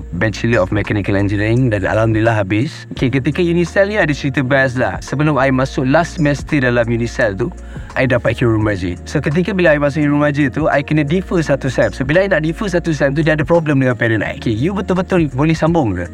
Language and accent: Malay; Putrajaya, Malaysia; moved away; also born or lived in Kuala Lumpur / Selangor; saya dibesarkan di Putrajaya membesar di Putrajaya then I moved to Kuala Lumpur